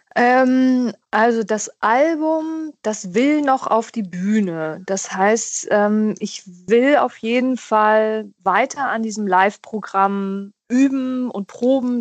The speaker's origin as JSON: {"language": "German", "region": "Hamburg", "country": "Germany", "tie": "born or raised there", "said": "Also ich bin ja in Hamburg groß geworden"}